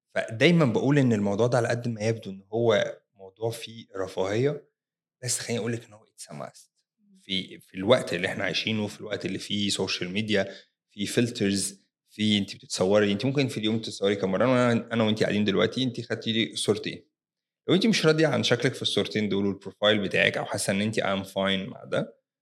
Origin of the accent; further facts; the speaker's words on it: Egypt; احنا كمصريين